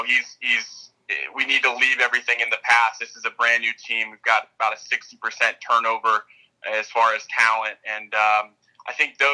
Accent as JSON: {"language": "English", "town": "Hudson", "region": "Ohio", "country": "United States", "tie": "born or raised there", "also_born_or_lived": "Akron, Ohio / Portland, Oregon", "said": "I was born in Akron, Ohio. Grew up in Hudson. Currently live in Tremont"}